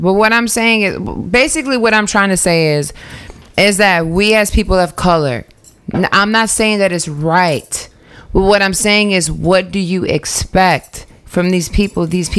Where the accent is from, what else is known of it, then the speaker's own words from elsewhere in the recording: New York City, New York, United States; I was born in Queens